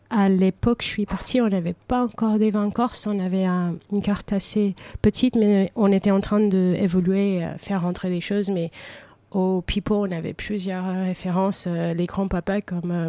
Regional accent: United States; now in France; moi j'ai grandi aux États-Unis où euh, manger c'est pour être productif, pour avancer dans la vie, pour euh, bosser mieux. Et ici en France

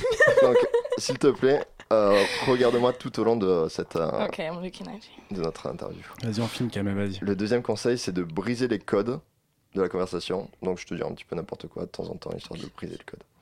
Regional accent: Toulouse, Occitania, France; accent: southern; je suis toulousain.

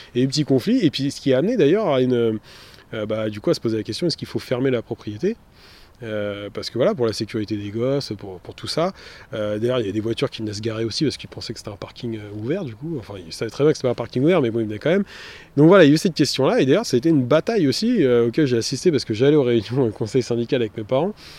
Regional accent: Montreuil, Île-de-France, France; j'ai grandi dans le quartier Paul Signac, rue Rochebrune au 18 toute ma vie.

